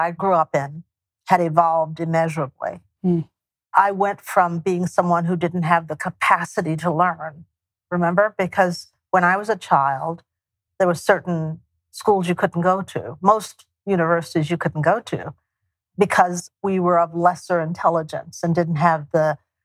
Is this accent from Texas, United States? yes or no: yes; East Texas, United States; also born or lived in Houston, Texas; For those of us from East Texas, Northeast Texas, who moved to Houston, my hometown is North.